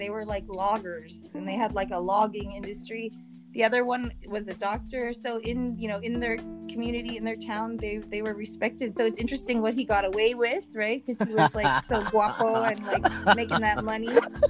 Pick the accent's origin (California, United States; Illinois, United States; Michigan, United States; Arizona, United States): California, United States; Bay Area; also born or lived in Daly City, California / San Jose, California; I moved to San Jose when I was like in kindergarten, first grade, and I grew up in Saratoga, Campbell, Los Gatos area. Mm-hmm. And so I'm like really from the Bay.